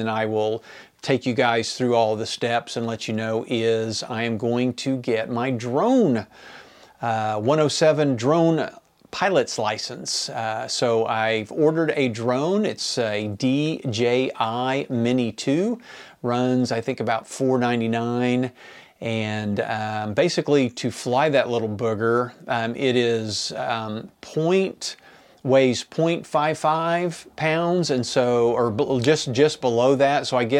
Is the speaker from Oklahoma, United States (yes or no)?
yes; Enid, Oklahoma, United States; And so the book is about growing up in my hometown of Enid, Oklahoma in the 1970s.